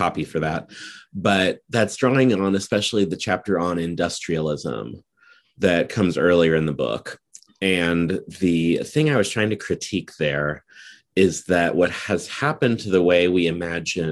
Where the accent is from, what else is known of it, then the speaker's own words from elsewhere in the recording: Nebraska, United States; I'm from Nebraska, which is in the Great Plains region of the United States.